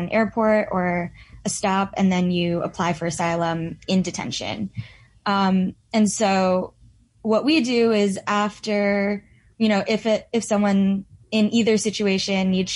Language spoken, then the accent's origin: English; New York, United States; I'm from New York